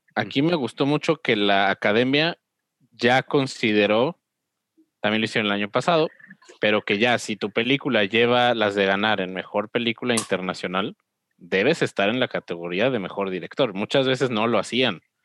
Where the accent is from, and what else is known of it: Mexico